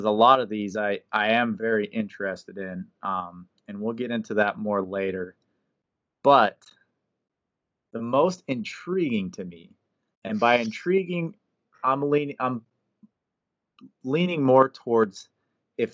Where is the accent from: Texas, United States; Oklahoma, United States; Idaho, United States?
Idaho, United States; Pocatello; my hometown where I grew up, Pocatello, Idaho